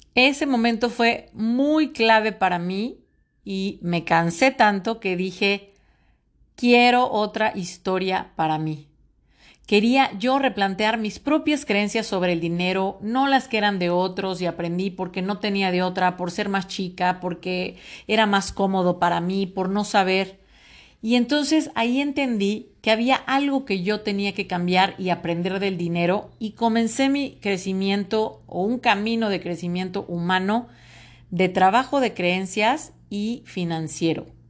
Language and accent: Spanish; Mexico; soy orgullosamente mexicana